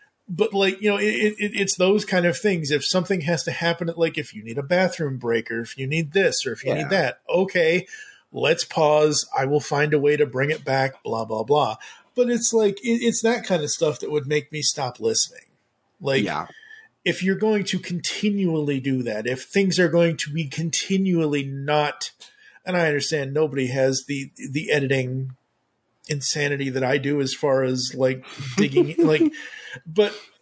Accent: Boston, Massachusetts, United States; now in Indiana, United States; I'm originally from Boston and south of Boston

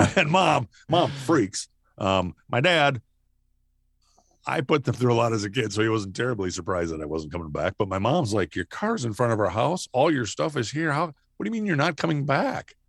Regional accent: Rochester, Minnesota, United States; moved away as an adult; also born or lived in Nebraska; I grew up in Minnesota.

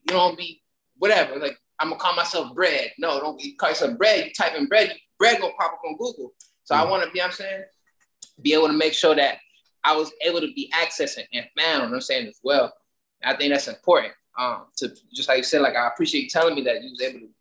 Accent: Miami, Florida, United States; I was born in Miami, you feel me? I was born down south. I mean, I'm saying like the down south, I've been in the hood the majority of my life.

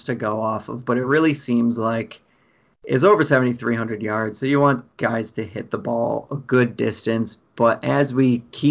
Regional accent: Rochester, New York, United States; grew up in Rochester, New York, and there's like five or six Donald Ross designs right around me.

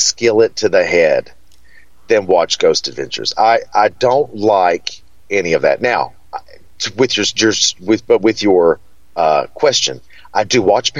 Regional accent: Hippo Holler, Kentucky, United States; And I said, well, I'm from Kentucky. And they were like, no, it doesn't sound like Kentucky at all. And one woman said, Georgia, you're from Georgia. And I was like, no, I'm from a place called Hippo Holler.

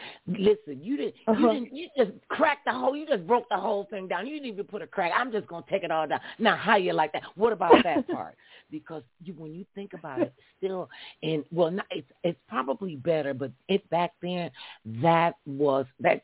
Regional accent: Ohio, United States; now in Los Angeles, United States; I'm from Ohio

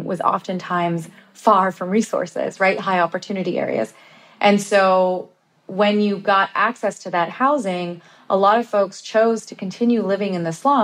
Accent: Bay Area, California, United States; I'm from the Bay Area and my family, my cousins and I are all talking about this, like how we can't afford to live in the Bay Area anymore and have families. And so even though we all grew up together

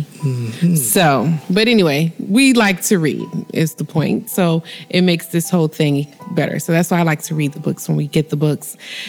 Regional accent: Miami, Florida, United States; these people sound like they is from Miami, just like we is.

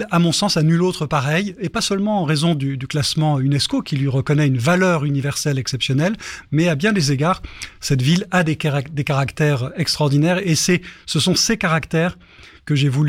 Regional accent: Paris, Île-de-France, France; moved away as an adult; now in Le Havre, France; Je, ne suis pas né au Havre, je suis né à Paris et ça fait maintenant euh, une petite trentaine d'années. Donc mon arrivée au Havre est, assez ancienne

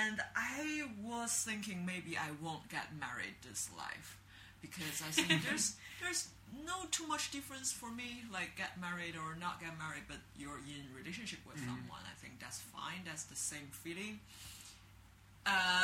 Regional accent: Beijing, China; English is a second language; moved away as an adult; now in Shanghai, China; I'm from Beijing because I'm very traditional Lao Beijing Ren. And I live in the Hutong when I were a kid near the Hohai area.

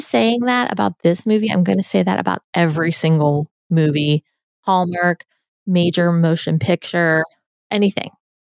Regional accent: Pittsburgh, Pennsylvania, United States; I'm from Pennsylvania, but I'm from the other side. I'm from Pittsburgh.

